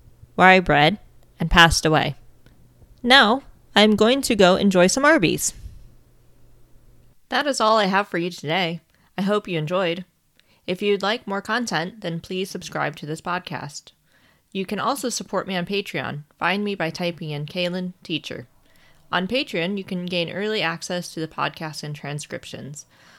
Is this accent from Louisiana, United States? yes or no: no; Ohio, United States; born or raised there; moved away